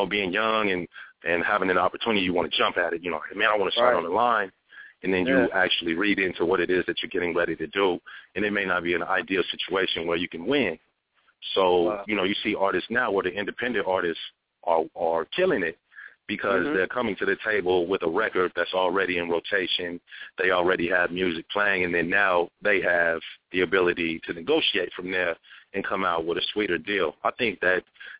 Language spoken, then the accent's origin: English; Phoenix, Arizona, United States; I grew up in West Phoenix out here